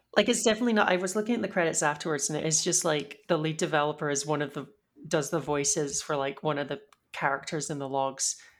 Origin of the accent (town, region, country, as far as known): United Kingdom